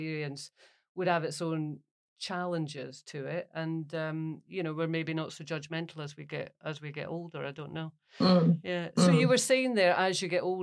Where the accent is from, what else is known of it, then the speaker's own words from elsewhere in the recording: Scotland, United Kingdom; I'm Scottish